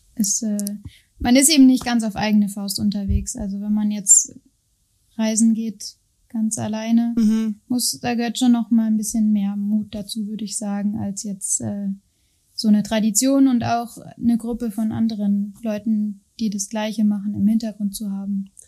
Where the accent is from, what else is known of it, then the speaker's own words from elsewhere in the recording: Telgte, North Rhine-Westphalia, Germany; moved away as an adult; ich komme aus Münster, also genau genommen aus Telgte